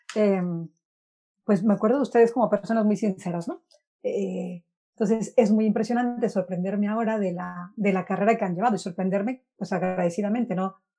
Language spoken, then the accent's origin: Spanish; Guaymas, Sonora, Mexico; moved away as an adult; now in Spain; soy de Guaymas, Sonora, llevo nueve años viviendo en España